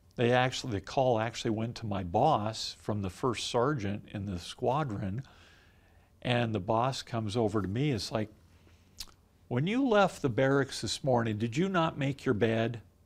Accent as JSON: {"language": "English", "region": "Southern California", "country": "United States", "tie": "born or raised there", "moved": "yes", "said": "growing up in Southern California"}